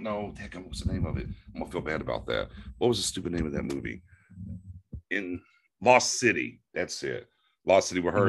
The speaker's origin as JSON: {"language": "English", "region": "Florida", "country": "United States", "tie": "born or raised there", "also_born_or_lived": "East Texas", "said": "So basically, I was born in East Texas and then grew up a ton in Florida. And then in my elder statesmanship, back to East Texas and where I've been now."}